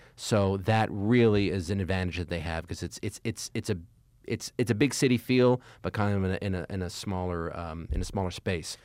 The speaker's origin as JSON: {"language": "English", "town": "Montreal", "region": "Quebec", "country": "Canada", "tie": "born or raised there", "also_born_or_lived": "New York", "moved": "as an adult", "said": "I happen to have been born and raised in Montreal. That's where I'm from."}